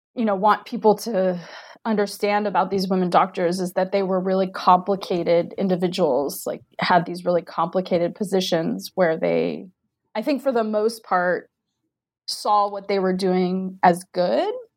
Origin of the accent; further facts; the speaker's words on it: Diamond Bar, California, United States; moved away as an adult; also born or lived in Maryland / Central Virginia; now in Virginia, United States; from Diamond Bar, California, which is a suburb of Los Angeles